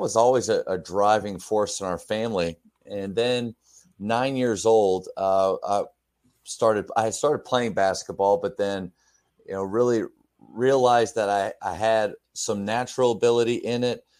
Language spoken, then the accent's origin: English; Pennsylvania, United States; moved away; I'm from Pennsylvania